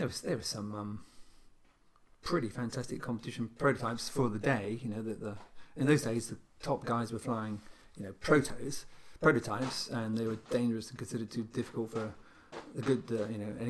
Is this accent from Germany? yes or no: no; United Kingdom; moved away as an adult; now in Spain; I'm a Spanish resident, but I'm a British subject. I've got a British passport. So I live in Spain, lived there for most of my adult life now